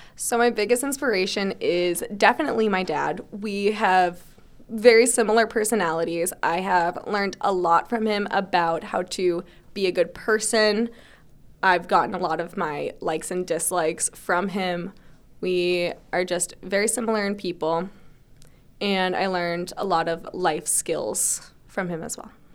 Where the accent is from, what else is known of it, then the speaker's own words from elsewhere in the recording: Barnstable, Massachusetts, United States; also born or lived in Springfield, Massachusetts; I'm from Barnstable. So I was actually born in Springfield, Mass, so I'm not technically a native, but I consider it because I moved here when I was one, but I've lived in Barnstable my whole life